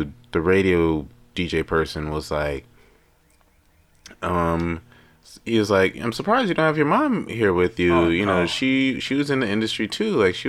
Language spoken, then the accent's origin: English; Houston, Texas, United States; I just dressed to say because I'm from Houston.